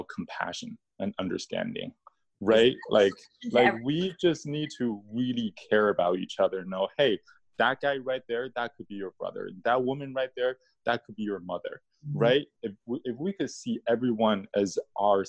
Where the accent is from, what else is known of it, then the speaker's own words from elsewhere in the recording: China; moved away; I was born in China, so coming from a communist country, I was taught to not believe in anything in the spiritual